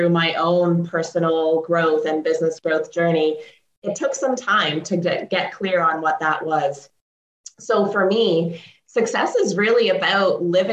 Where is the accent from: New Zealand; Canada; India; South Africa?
Canada; also born or lived in Ukraine; I was born in Ukraine. I moved to Canada when I was 2. My parents immigrated here